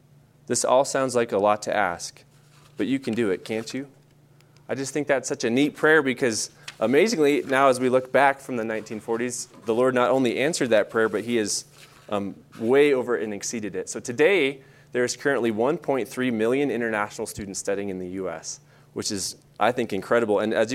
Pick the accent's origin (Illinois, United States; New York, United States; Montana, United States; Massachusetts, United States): Montana, United States; Bozeman; moved away as an adult; also born or lived in Manhattan, Montana / Chicago; I was born here in Bozeman, Montana. I grew up going to school just in a city next to this, Manhattan. So I went to Manhattan Christian High School all through high school.